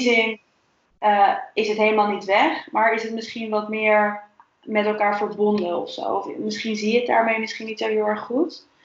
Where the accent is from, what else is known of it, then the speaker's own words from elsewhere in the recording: Netherlands; voor mij als Nederlander